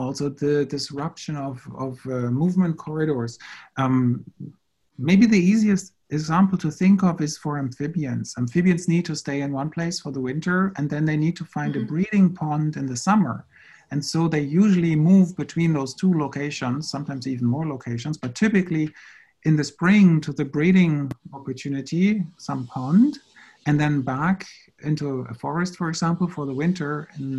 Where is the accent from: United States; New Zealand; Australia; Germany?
Germany; now in Montreal, Canada; I'm originally from Germany, and I have been working now at Concordia University for 13 years